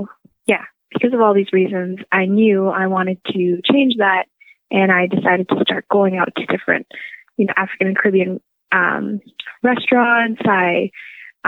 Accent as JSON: {"language": "English", "town": "Windsor", "region": "Ontario", "country": "Canada", "tie": "born or raised there", "said": "I grew up in Windsor, Ontario"}